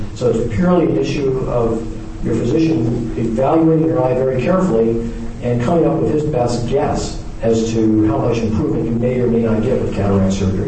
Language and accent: English; the South, United States; I'm from the South